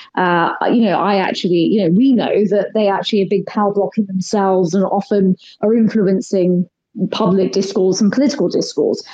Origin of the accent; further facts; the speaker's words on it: United Kingdom; I'm Indian. My parents are from Kenya, India. I was born and brought up here